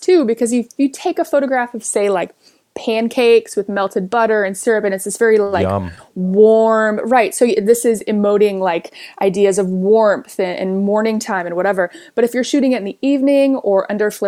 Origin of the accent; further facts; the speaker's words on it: Kansas City, Missouri, United States; moved away as an adult; now in California, United States; I grew up in Kansas City. I moved out to California in 2006 to go to school